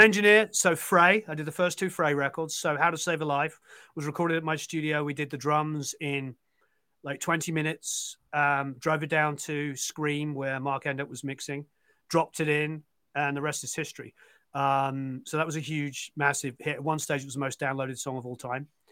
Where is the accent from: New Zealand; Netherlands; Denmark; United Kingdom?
United Kingdom; England; I'm now a dad and I'm English